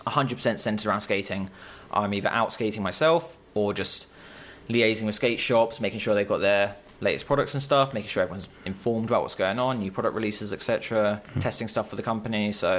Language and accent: English; Chichester, South East England, United Kingdom; moved away as an adult; also born or lived in London; So I grew up in Chichester until I was about... 18, and then I moved to London for university.